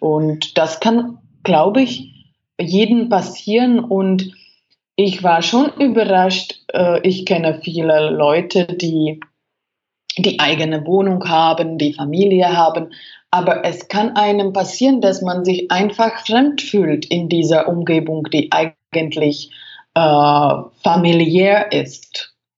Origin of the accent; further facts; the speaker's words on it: Czechia; German is a second language; moved away as an adult; also born or lived in Germany; Ich bin damals von Deutschland nach äh, Tschechien, äh, also in, äh, in meine Heimat zurückgekommen